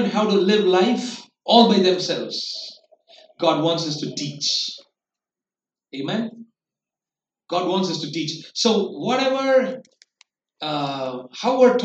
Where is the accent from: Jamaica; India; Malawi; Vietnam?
India; we as Indian parents